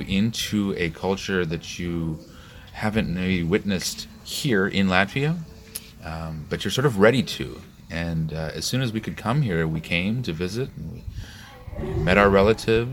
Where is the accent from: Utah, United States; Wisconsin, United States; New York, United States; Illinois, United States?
Illinois, United States; Chicago; moved away; I'm from Chicago. We have about 1.2 million Polish people